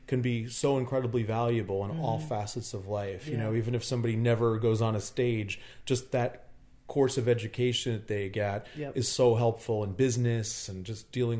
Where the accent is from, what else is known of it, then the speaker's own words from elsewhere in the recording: Northern New Jersey, United States; I grew up in Northern New Jersey.